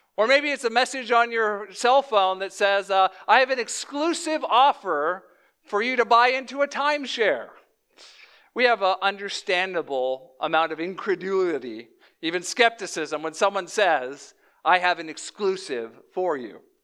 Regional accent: Louisiana, United States; moved away; also born or lived in Chicagoland; I was born in Flor-, uh, Louisiana, down, like, in the South

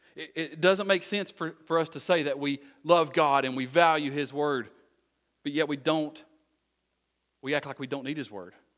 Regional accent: United States; I'm originally from Wise County

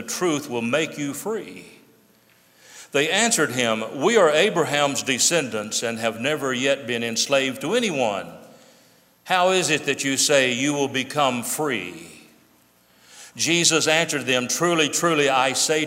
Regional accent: United States; the freedom that we enjoy as American citizens

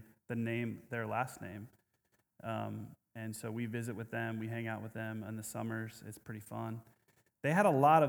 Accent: Omaha, Nebraska, United States; I grew up in Omaha

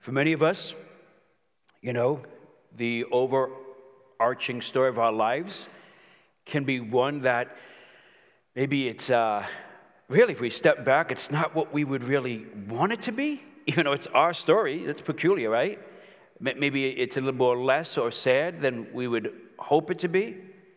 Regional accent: New York City, New York, United States; moved away; growing up in Brooklyn

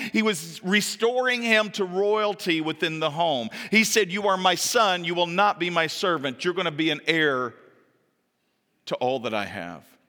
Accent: the South, United States; moved away; I come from the South

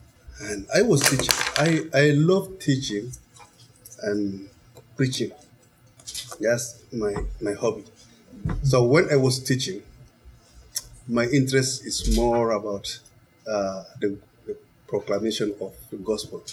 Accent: Chad; English is a second language; moved away as an adult; also born or lived in Nigeria; I left Chad, I went to Nigeria, so I studied in Nigeria

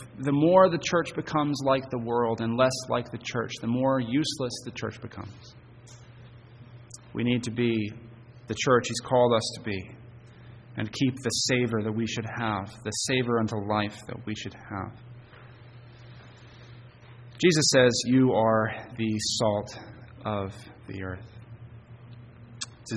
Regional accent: Hermon, Maine, United States; Growing up in Herman on a cloudy night, I could see the city lights visible from Bangor

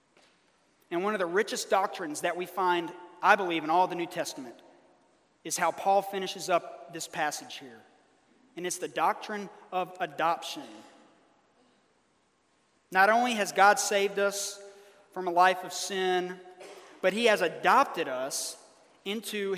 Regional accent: Birmingham, Alabama, United States; moved away; in my hometown of Birmingham, Alabama

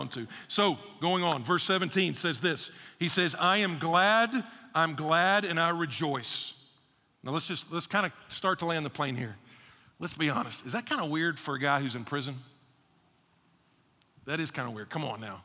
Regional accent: Atlanta, Georgia, United States; moved away; also born or lived in Texas / Houston, Texas; I was born in Atlanta, had Texas roots

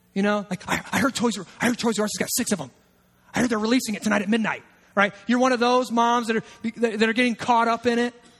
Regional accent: United States; as an American

